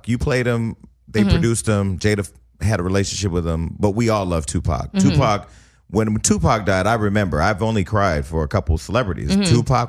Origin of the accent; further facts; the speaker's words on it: the Bay Area, California, United States; I'm from the West Coast, mm-hmm. or you're from LA. You know, he wasn't from LA, but I was from the Bay.